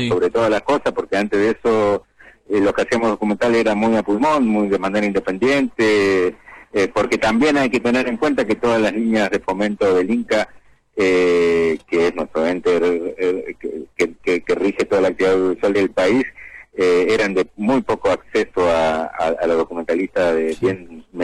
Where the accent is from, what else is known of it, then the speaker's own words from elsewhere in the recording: Resistencia, Chaco, Argentina; yo vengo de la provincia de Chaco, de la ciudad de Resistencia. Ahí desarrollo una actividad.